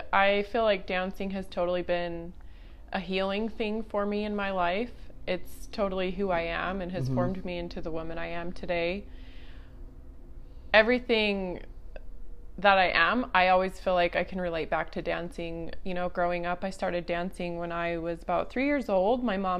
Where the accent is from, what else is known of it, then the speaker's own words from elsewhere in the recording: Midway, Utah, United States; also born or lived in Denver, Colorado; I am a small town girl from Midway, Utah. I grew up in Midway, and I loved growing up there in the little country town. I have six siblings.